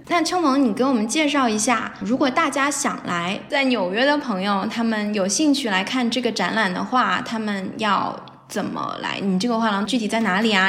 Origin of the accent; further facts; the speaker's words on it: China; now in United States; 我作为一个华人编剧或者中国编剧在美国